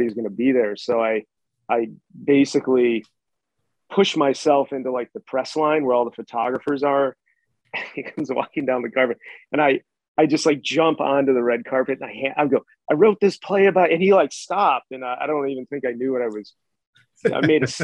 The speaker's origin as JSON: {"language": "English", "town": "Chicago", "region": "Illinois", "country": "United States", "said": "I'm like from the South Side of Chicago"}